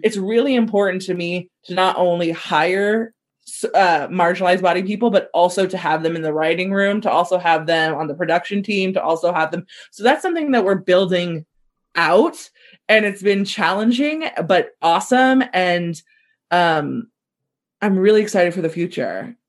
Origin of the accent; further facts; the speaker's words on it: Southern California, United States; growing up in SoCal